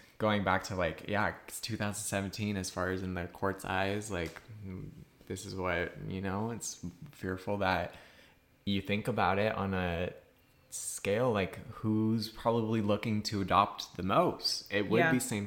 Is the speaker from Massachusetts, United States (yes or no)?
yes; Massachusetts, United States; My home state's Massachusetts